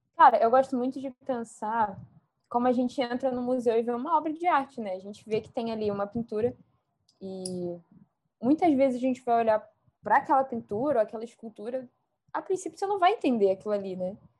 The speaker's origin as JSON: {"language": "Portuguese", "region": "Rio de Janeiro", "country": "Brazil", "accent": "chiando", "said": "eu sou carioca."}